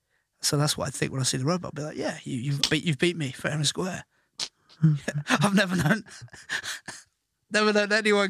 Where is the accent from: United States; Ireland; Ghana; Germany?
Ireland; But my nan, for Christmas, growing up in Ireland, would get a jug of jam.